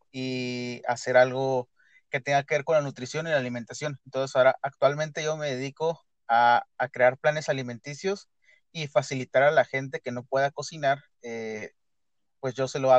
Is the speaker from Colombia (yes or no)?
no; Tijuana, Baja California, Mexico; este, soy de Tijuana, toda mi vida he vivido aquí.